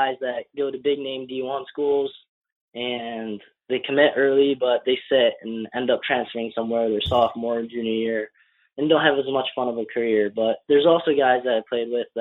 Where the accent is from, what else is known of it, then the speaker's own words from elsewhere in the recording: Michigan, United States; I'm from Michigan